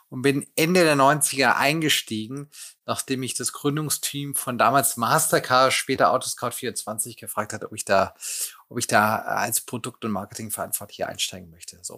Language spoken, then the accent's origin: German; Lake Constance area, Germany; bin aufgewachsen in der Nähe des Bodensees